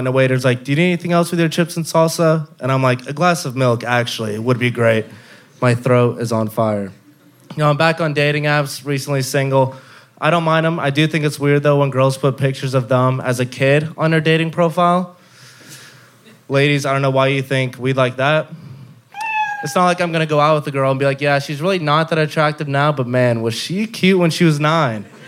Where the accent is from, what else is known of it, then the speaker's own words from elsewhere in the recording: Dallas, Texas, United States; moved away as an adult; also born or lived in Houston; now in Austin, United States; from Dallas